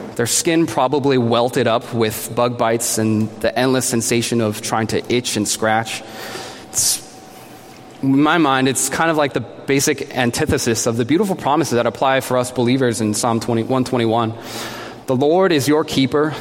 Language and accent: English; New Jersey, United States; now in Boston, United States; I'm a Korean American, born and raised in New Jersey. I'm living in Boston now